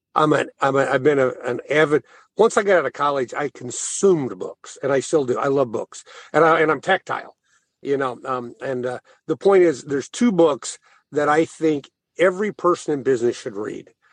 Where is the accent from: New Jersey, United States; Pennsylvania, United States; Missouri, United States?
Missouri, United States; Thayer; moved away; also born or lived in St. Louis; I'm from Thayer